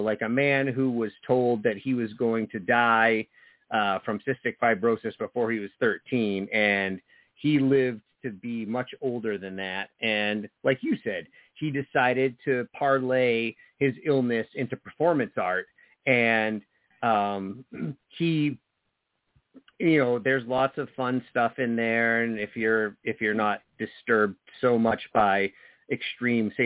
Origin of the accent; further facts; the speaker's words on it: New Jersey, United States; moved away; growing up in the 90s, you know, in New Jersey, like I lived in this small town